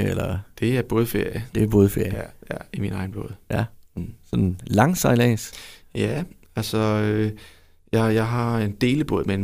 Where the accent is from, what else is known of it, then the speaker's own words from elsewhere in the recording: Vojens, Southern Denmark, Denmark; nu er jeg jo fra Vojens jo.